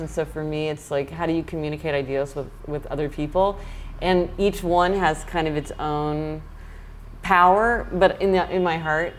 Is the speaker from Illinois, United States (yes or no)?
no; Kansas City, Missouri, United States; now in New York, United States; I'm from Kansas City, Missouri